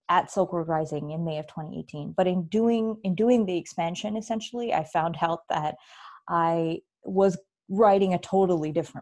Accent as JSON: {"language": "English", "town": "San Diego", "region": "California", "country": "United States", "tie": "born or raised there", "also_born_or_lived": "Bay Area, California / Chicago, Illinois", "moved": "as an adult", "said": "I grew up in San Diego, and I went to college up in the Bay Area"}